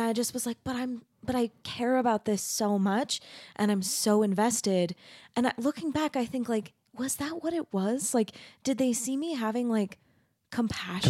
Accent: Mesa, Arizona, United States; also born or lived in Texas; I grew up in Arizona. I'm from Mesa

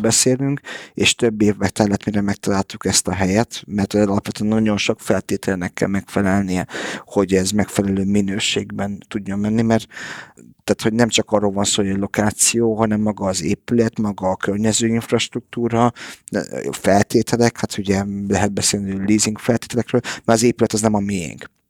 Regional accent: Budapest, Hungary; moved away; also born or lived in Canada / United States / England; én itt születtem Budapesten

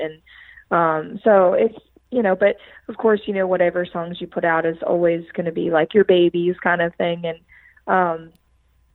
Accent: Philadelphia, Pennsylvania, United States; definitely not the people that you're going to meet somewhere like Philadelphia. Of course, I love my hometown

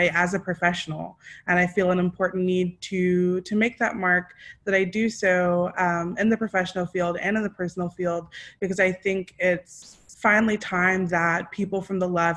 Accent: East Texas, United States; now in Richmond, United States; I am currently in Richmond, though I'm originally from East Texas on Shawnee and Choctaw land

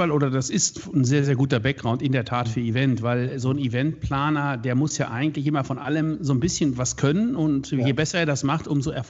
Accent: Hagen, North Rhine-Westphalia, Germany; born there; ich selber bin äh, geboren in Hagen, Westfalen. Das ist ja. äh, nicht so weit weg von Düsseldorf. In unserer Jugend haben wir immer gesagt, das Schönste an Hagen ist der Zug nach Düsseldorf.

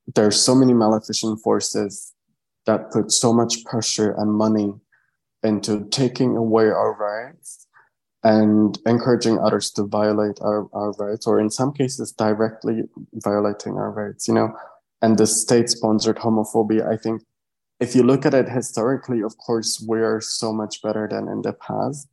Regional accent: Czechia; I'm from the Czech Republic.

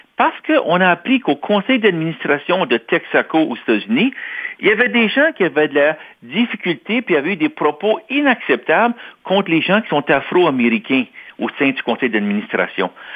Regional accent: Toronto, Ontario, Canada; also born or lived in Quebec; je suis né à Toronto. J'ai grandi en Ontario, je suis franco-ontarien.

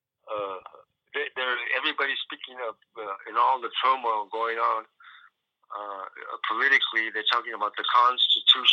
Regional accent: San Antonio, Texas, United States; I was born in San Antonio.

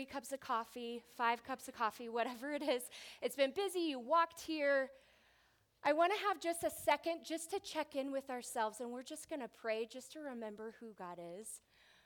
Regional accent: Southern California, United States; I'm from Southern California

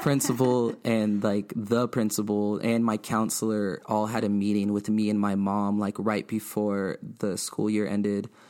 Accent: Bloomington, California, United States; also born or lived in Montclair, California / Ontario, California / Fontana, California / Los Angeles, California; I'm from the Inland Empire. I'm twenty-nine years old. Yeah, Bloomington, Rialto, to be exact.

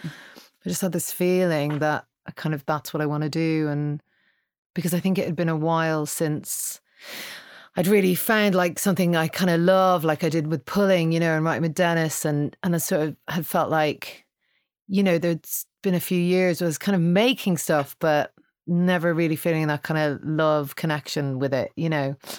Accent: Ireland; I'm Irish

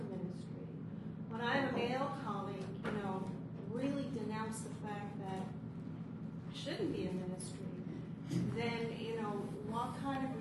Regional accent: Newfoundland and Labrador, Canada; moved away; I'm from Newfoundland.

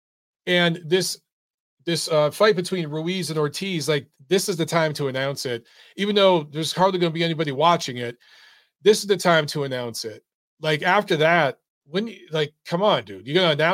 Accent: United States; an American who's proud to be American. I serve my country and I love my country

